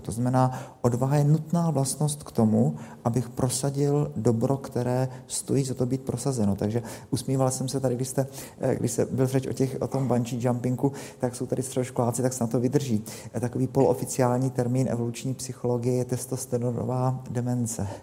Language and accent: Czech; Czechia; my máme jako Češi